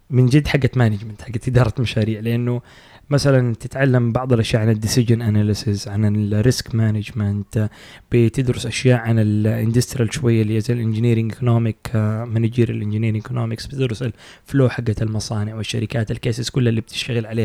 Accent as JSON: {"language": "Arabic", "country": "Saudi Arabia"}